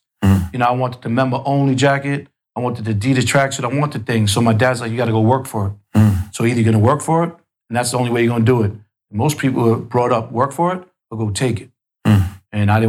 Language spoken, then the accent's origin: English; New York City, New York, United States; I grew up in Queens, middle class.